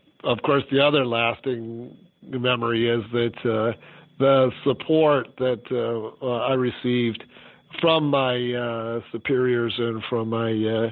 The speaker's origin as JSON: {"language": "English", "region": "California", "country": "United States", "tie": "born or raised there", "moved": "as an adult", "said": "the small town I grew up in California"}